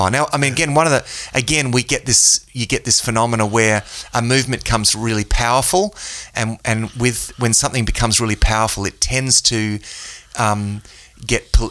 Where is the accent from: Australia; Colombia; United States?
Australia; yeah, I guess I'm a Christian. I'm Australian, right?